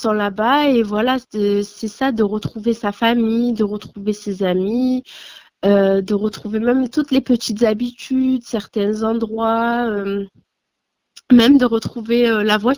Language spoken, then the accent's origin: French; Marseille, Provence-Alpes-Côte d'Azur, France; now in Paris, France; je suis pas originaire de Paris. Je viens de Marseille.